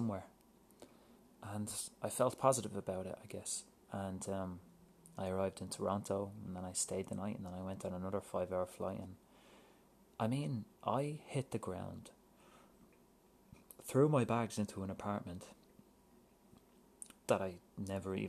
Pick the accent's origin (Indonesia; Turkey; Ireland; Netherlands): Ireland; moved away as an adult; also born or lived in United Kingdom; now in Vancouver, Canada; When I moved to Vancouver from Ireland